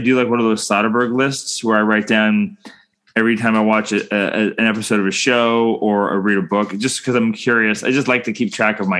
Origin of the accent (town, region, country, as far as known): Canada